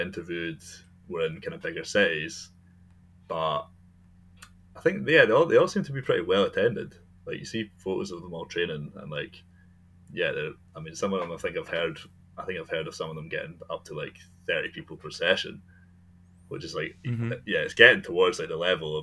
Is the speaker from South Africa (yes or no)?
no; Scotland, United Kingdom; I'm from Scotland